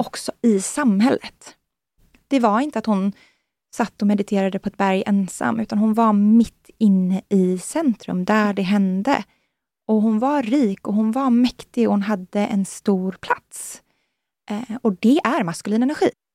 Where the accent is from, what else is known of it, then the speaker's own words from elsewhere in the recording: Sweden; moved away as an adult; also born or lived in San Francisco, United States; Jag kommer ju från, från Norden, jag kommer ju från liksom, Europa